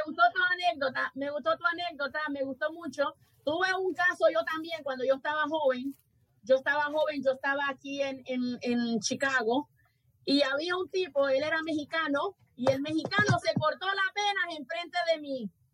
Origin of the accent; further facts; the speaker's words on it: Honduras; mi país